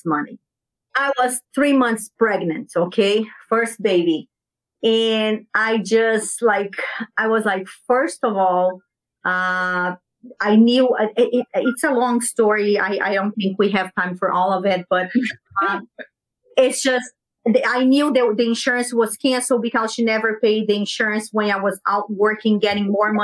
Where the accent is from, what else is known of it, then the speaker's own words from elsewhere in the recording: Brazil; English is a second language; moved away as an adult; now in United States; when I left Brazil